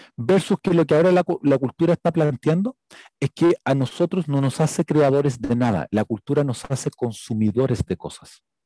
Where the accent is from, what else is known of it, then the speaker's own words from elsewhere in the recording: Chile; soy chileno